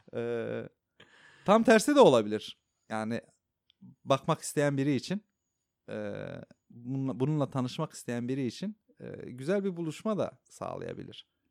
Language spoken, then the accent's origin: Turkish; Diyarbakır, Diyarbakır Province, Turkey; first language Kurdish; Turkish is a second language; moved away as an adult; now in Istanbul, Turkey; ben Diyarbakır'dayken, e, Kürt olduğumu o kadar hatırlamıyordum